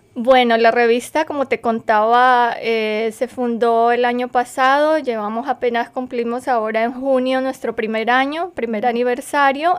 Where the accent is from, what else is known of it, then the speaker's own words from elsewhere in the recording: Colombia; moved away as an adult; now in United States; yo soy escritora colombiana